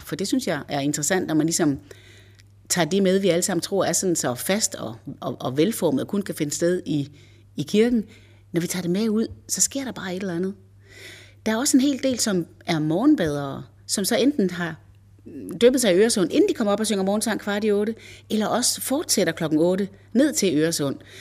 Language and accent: Danish; Varde, Southern Denmark, Denmark; moved away as an adult; also born or lived in Copenhagen / Zealand; now in Hørsholm, Denmark; Jeg er ikke sjællænder. Jeg er vestjyde. Jeg kommer fra Varde. Og da jeg blev student i 85, så rejste jeg direkte til København.